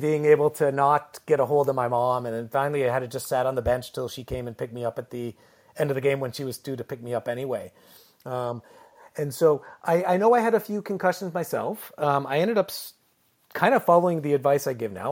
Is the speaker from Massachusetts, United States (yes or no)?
no; Connecticut, United States; now in Ontario, Canada; I lived in Connecticut, so New England, so we still had ice